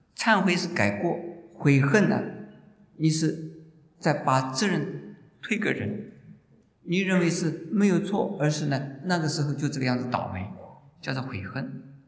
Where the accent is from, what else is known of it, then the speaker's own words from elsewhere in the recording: China; moved away; also born or lived in Japan / United States; 我说我们中国人有妒忌心